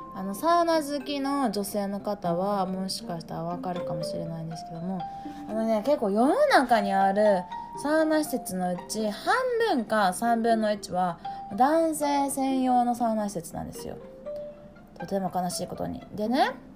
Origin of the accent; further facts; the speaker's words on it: Japan; 私帰国子女ないんですよねもうあの100%のあのピュージャパニーズ